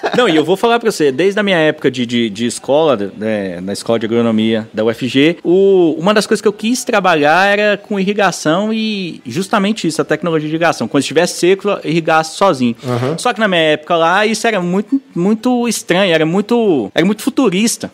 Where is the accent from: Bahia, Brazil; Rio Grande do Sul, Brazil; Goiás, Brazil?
Goiás, Brazil; Goiânia; also born or lived in Nova Veneza; now in Brasília, Brazil; eu sou nascido na cidade de Goiânia